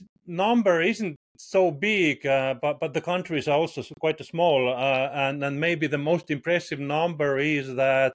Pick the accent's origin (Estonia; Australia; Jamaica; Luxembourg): Estonia; I'm from Estonia. It's a tiny little country in Northern Europe.